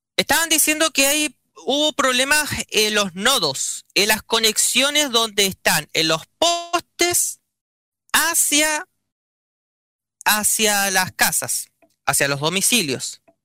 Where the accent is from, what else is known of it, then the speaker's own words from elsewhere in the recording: Chile; como buen chileno